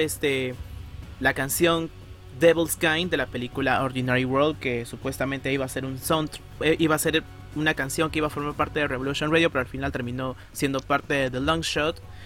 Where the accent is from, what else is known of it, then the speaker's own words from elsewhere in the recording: Peru; soy de Perú